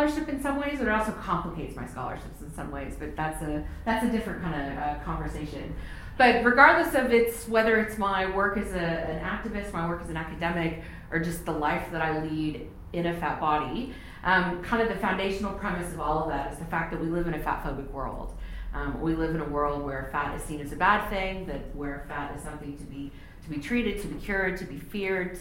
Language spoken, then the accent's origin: English; Texas, United States; born or raised there; moved away as an adult; now in Palmerston North, New Zealand